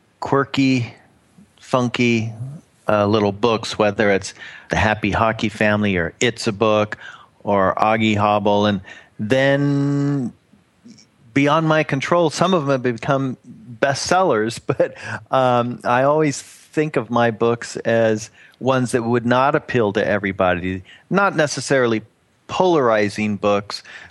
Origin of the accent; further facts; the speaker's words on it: Oklahoma, United States; moved away; my old stomping grounds where I was born in Oklahoma